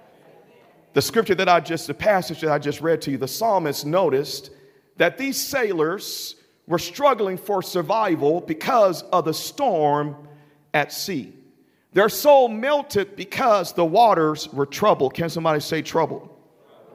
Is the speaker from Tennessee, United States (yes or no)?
yes; Memphis, Tennessee, United States; I grew up in Memphis, Tennessee, in a drug-infested, gang-infested apartment.